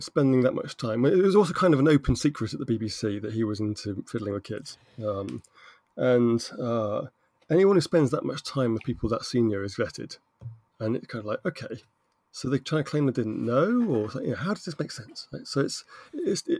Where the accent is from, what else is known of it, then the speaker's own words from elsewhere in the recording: United Kingdom; I'm British